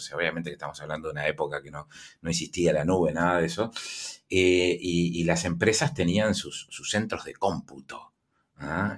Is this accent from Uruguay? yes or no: yes; Uruguay